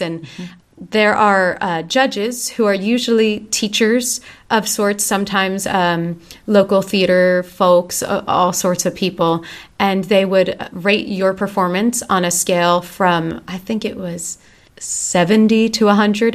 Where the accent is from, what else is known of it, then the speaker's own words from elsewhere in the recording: Voorhees, New Jersey, United States; I grew up in Voorhees